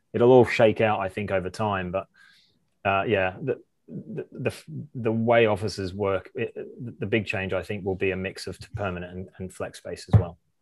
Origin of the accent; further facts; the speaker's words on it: Australia; moved away as an adult; also born or lived in Amsterdam; I did an electrical apprenticeship in Australia and in my hometown